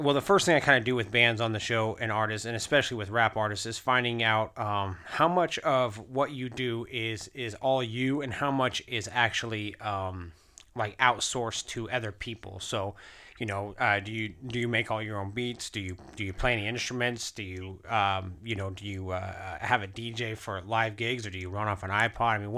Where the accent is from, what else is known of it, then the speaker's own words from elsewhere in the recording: Anchorage, Alaska, United States; moved away; I'm actually originally from Anchorage, Alaska